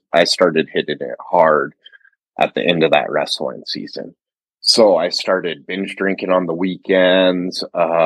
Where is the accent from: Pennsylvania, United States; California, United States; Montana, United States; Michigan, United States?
Montana, United States; I grew up in Montana